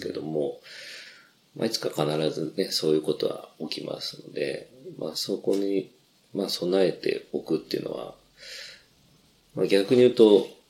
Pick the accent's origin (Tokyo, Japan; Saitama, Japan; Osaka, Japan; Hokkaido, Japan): Tokyo, Japan; Fuchu; 府中で生まれ育って、えー、おりまして、えー、まあ、ずっとここのみじ川が育ちであります